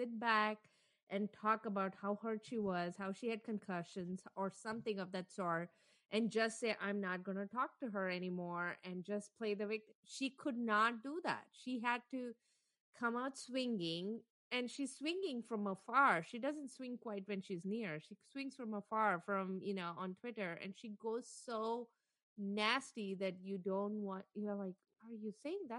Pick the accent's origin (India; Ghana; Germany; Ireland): India; South India; So I am a South Indian, so I'm darker than North Indian. So when I was growing up, I grew up in the North for a bit.